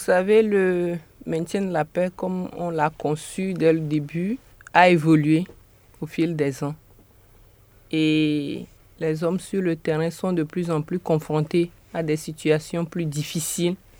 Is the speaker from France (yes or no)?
no; Togo; now in New York, United States; Je suis togolaise de nationalité